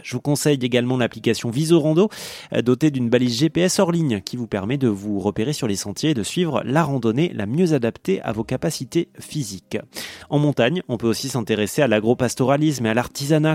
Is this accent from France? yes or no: yes; Toulouse, Occitania, France; je viens de Toulouse